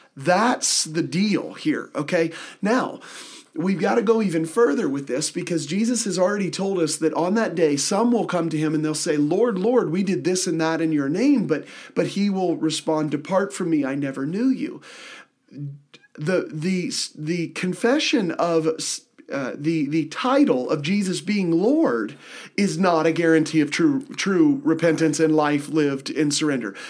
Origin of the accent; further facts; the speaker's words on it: Midwest, United States; I am from the Midwest, so I have, I have perfectly, Uh, awesome speech with no accent whatsoever